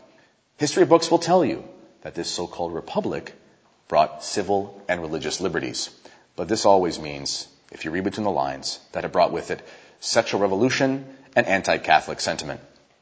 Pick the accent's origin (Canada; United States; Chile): Canada; the thing about Canada is that we're known for being a very friendly and open country